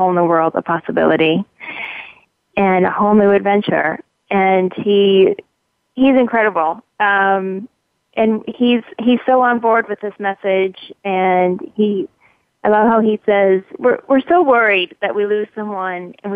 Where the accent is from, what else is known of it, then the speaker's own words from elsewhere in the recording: Michigan, United States; moved away; also born or lived in England; I'm from Michigan